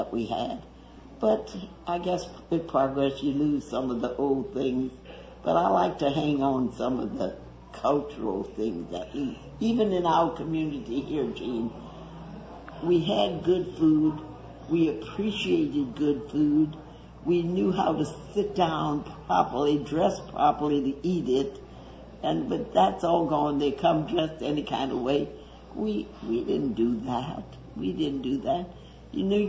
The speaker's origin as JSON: {"language": "English", "town": "Madisonville", "region": "Louisiana", "country": "United States", "tie": "born or raised there", "also_born_or_lived": "New Orleans", "said": "I was born in New Orleans. Then I was brought up for 12 years across the lake in Madisonville. Then I came here to go to high school when I was 12 years"}